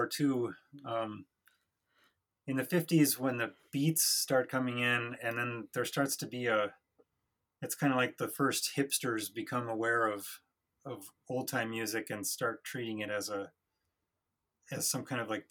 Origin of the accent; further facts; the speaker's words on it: Wisconsin, United States; moved away as an adult; also born or lived in San Francisco; I'm originally from Wisconsin